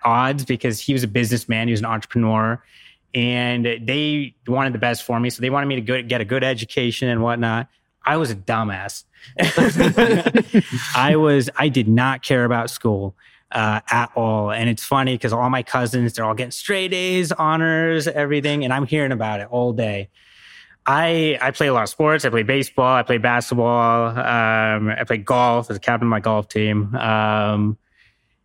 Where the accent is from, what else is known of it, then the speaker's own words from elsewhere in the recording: United States; also born or lived in Seattle, Washington / upstate New York; now in New York City, United States; I grew up upstate. I mean, I grew up in Seattle, but then we moved to upstate New York. It's pretty rural up there